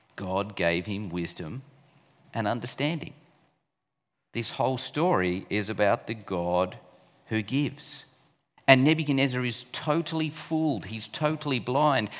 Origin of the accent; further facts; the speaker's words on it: Australia; as an Aussie